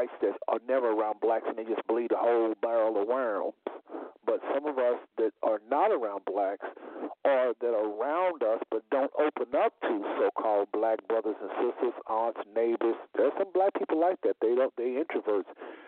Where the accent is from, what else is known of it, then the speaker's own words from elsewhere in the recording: United States; born there; You know, we weren't born in the kingdom. We was born in America in the midst of a very racist society